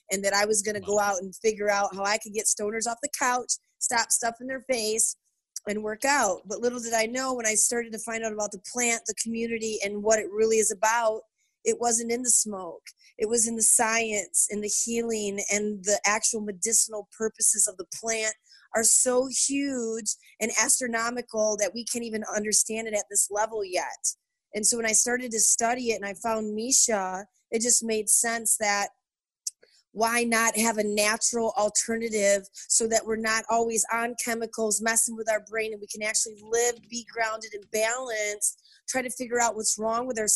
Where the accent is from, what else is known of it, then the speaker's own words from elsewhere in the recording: Michigan, United States; I'm from Michigan, and I grew up on a dirt road